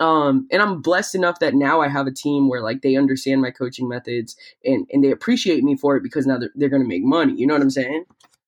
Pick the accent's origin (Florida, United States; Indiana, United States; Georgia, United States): Florida, United States; Tampa; born or raised there; also born or lived in Peru